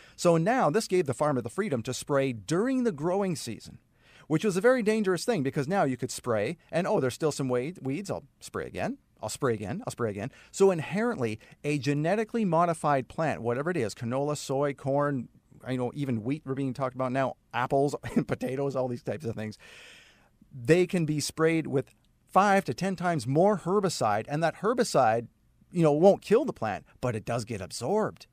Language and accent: English; Saskatoon, Saskatchewan, Canada; moved away; I started a career at an ad agency in Saskatoon, Saskatchewan, uh, where I'm originally from Canada